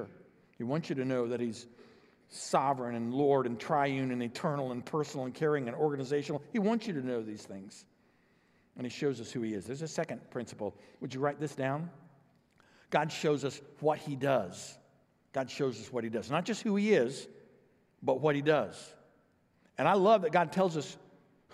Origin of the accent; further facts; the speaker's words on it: O'Fallon, United States; we're from O'Fallon